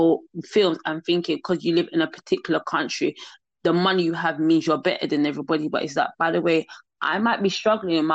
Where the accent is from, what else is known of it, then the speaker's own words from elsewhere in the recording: England, United Kingdom; I'm from England, because of the language I speak and how I speak